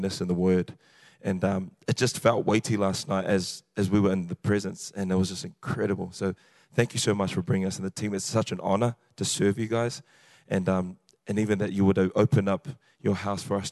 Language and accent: English; New Zealand; accent: New Zealand; The accent is New Zealand. I'm a Kiwi.